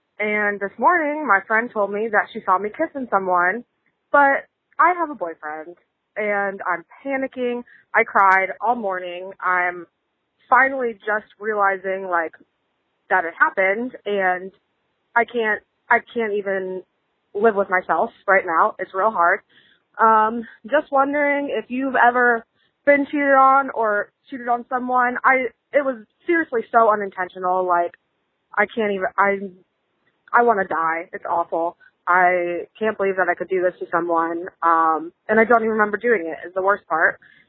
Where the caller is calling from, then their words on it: St. Louis, Missouri, United States; Hey Malls, I am 24 from St. Louis. Just calling.